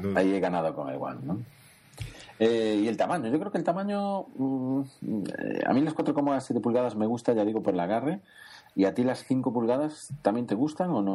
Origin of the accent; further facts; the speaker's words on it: Spain; somos españoles